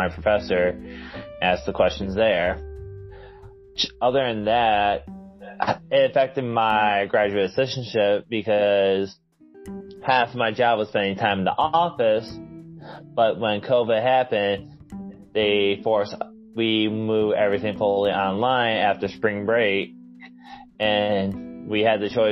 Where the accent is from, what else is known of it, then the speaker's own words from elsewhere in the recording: Port Huron, Michigan, United States; moved away; also born or lived in South Dakota; I'm originally from Port Huron, Michigan